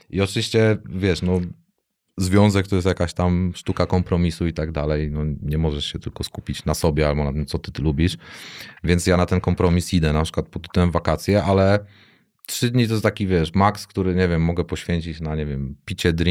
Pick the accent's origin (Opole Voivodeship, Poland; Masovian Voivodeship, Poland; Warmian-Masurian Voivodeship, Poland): Masovian Voivodeship, Poland; Warsaw; now in Tricity, Poland; jak ja z Warszawy, wiesz, to przeszczep, nie?